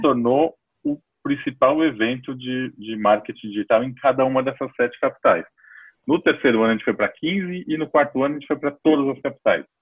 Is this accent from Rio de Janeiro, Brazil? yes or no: no; São Paulo, Brazil; Eu sou de São Paulo, nasci aqui em São Paulo mesmo